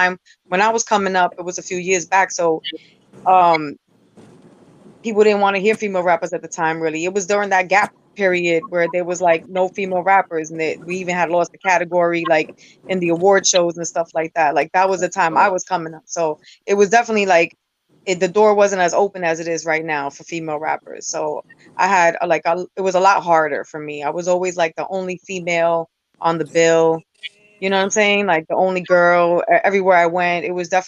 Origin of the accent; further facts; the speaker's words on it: New York City, New York, United States; I represent New York City. I'm from the Bronx